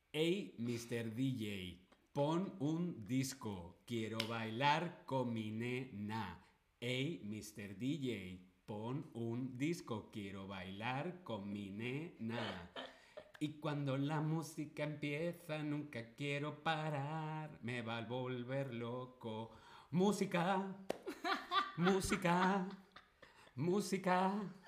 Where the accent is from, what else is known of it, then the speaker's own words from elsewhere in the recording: Spain; yo soy de España.